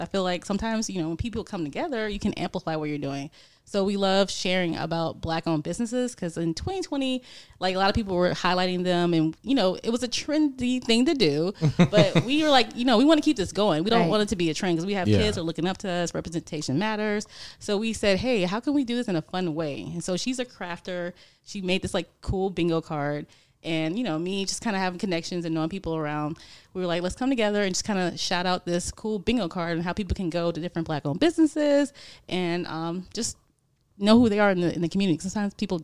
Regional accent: Atlanta, Georgia, United States; moved away as an adult; now in Tampa, United States; I grew up in Atlanta

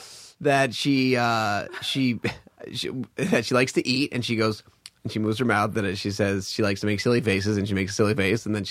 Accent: Stamford, Connecticut, United States; also born or lived in Boston; I was born in Stamford, Connecticut

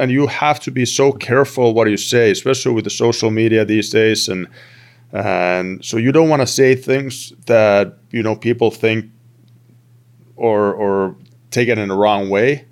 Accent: Turku, Southwest Finland, Finland; moved away as an adult; I played for my hometown team in, in, in Finland, in T P S

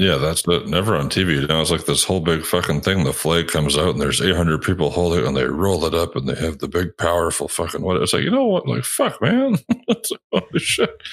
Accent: Canada; I'm fucking Canadian

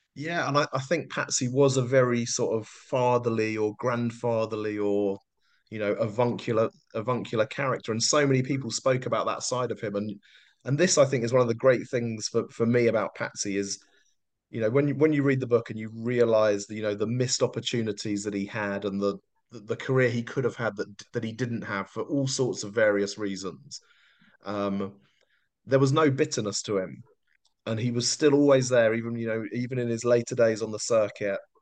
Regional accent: London, United Kingdom; moved away as an adult; I grew up in South London

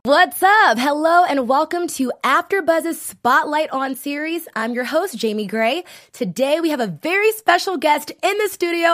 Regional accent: Richmond, Virginia, United States; now in Los Angeles, United States; we're from Richmond, Virginia, a small town

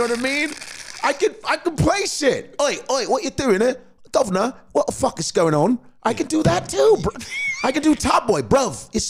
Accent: Chicago, Illinois, United States; moved away as an adult; now in New York, United States; I'm from Chicago, blue collar family.

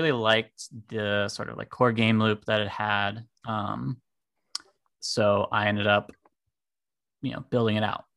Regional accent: Germany; now in California, United States; I'm from Germany originally. Currently living in California. I'm half German, half American. So I'm also like bilingual

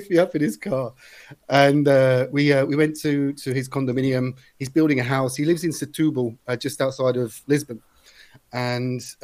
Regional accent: near Heathrow, London, United Kingdom; moved away as an adult; now in Brazil; I'm from nearby Heathrow

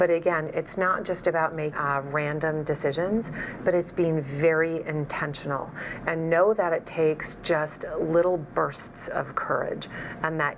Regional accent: Midwest, United States; I grew up in the Midwest

